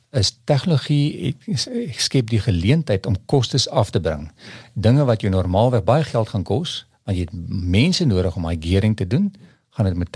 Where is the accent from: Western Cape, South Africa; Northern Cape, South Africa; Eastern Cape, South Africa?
Western Cape, South Africa; Paarl; ek kom van die Parel af en daar's 'n daar's 'n area wat hulle noem die Waarmakers Vallei